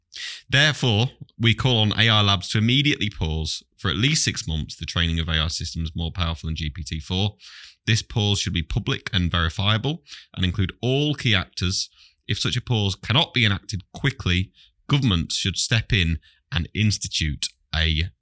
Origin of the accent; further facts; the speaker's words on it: East Midlands, United Kingdom; I'm also from Lincolnshire.